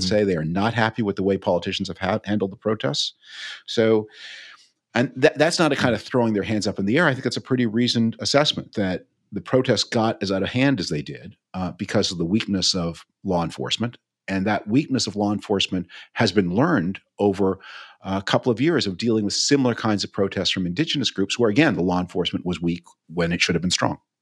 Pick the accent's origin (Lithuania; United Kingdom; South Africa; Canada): Canada; moved away; as a Canadian